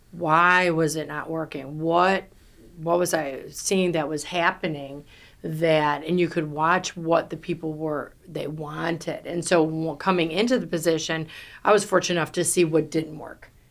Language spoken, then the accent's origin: English; New York, United States; I'm from New York. I talk fast, I talk loud